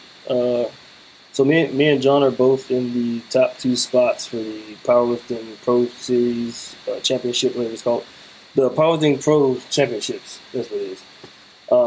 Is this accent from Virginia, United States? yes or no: no; Memphis, Tennessee, United States; I grew up in Memphis